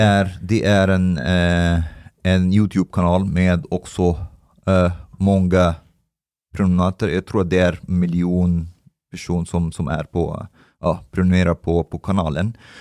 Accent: Egypt; now in Sweden; jag kommer från Egypten

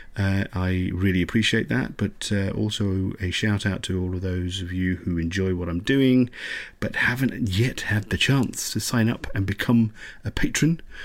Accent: England, United Kingdom; I'm so English sometimes

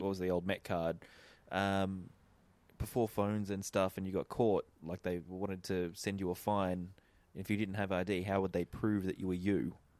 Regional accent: Eden, New South Wales, Australia; I am from Eden, New South Wales

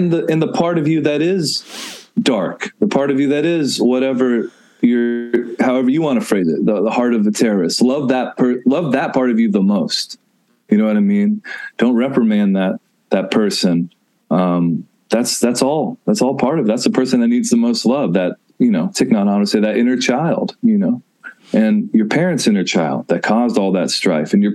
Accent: Nashville, Tennessee, United States; I grew up in Nashville, Tennessee

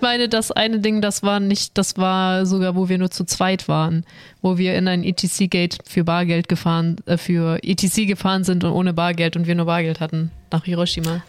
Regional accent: Swabia, Germany; Ich als Schwabe

